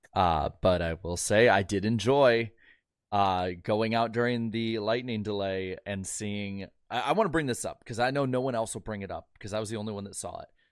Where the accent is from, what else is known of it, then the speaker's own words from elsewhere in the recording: Midwest, United States; as a Midwesterner